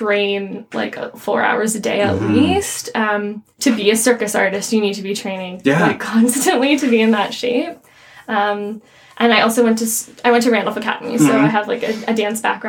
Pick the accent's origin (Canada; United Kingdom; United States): Canada; Windsor, Ontario; So I grew up in Windsor, which mm-hmm. borders Detroit.